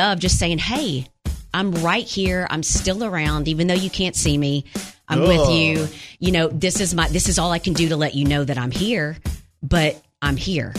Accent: Wynne, Arkansas, United States; moved away; I'm from Wynn, the city with a smile

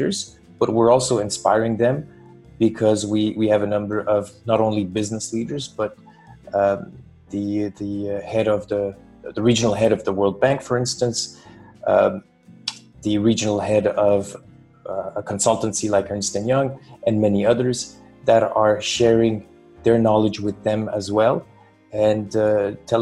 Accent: Montreal, Quebec, Canada; first language French; English is a second language; moved away as an adult; also born or lived in Poland / London / Switzerland; now in Europe; I grew up in Canada, in Montreal

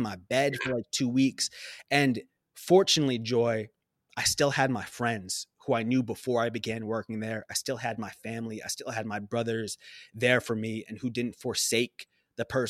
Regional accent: Long Island, New York, United States; also born or lived in Abu Dhabi; a young person growing up on Long Island

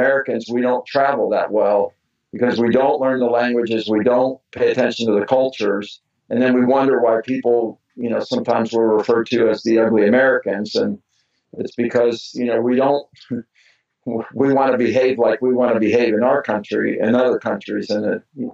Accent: Mexico; moved away; I was born and raised in Mexico

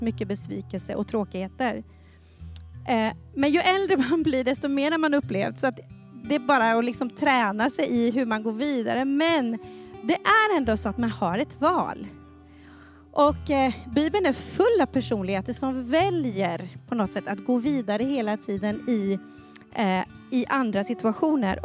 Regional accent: Falköping, Västra Götaland, Sweden; jag växte upp i Pingstkyrkan i Falköping

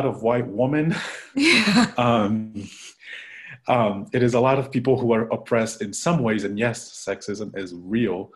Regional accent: Curitiba, Paraná, Brazil; moved away; I'm from Curitiba, Brazil

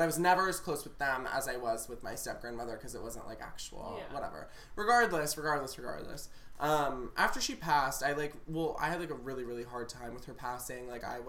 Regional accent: Florida, United States; I lived in, like, a very normal, like, suburban kind of neighborhood growing up in Florida.

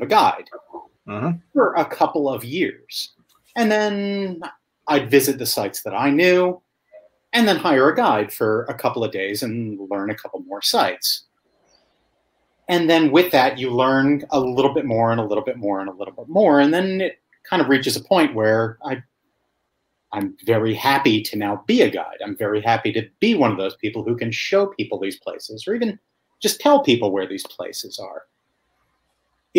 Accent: United States; now in Mexico; I'm an American

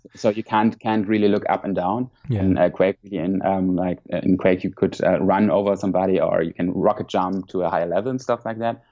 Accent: Mainz, Rhineland-Palatinate, Germany; English is a second language; moved away as an adult; now in Hamburg, Germany; I grew up in Mainz, which is more in the south of uh, Germany, next to Frankfurt.

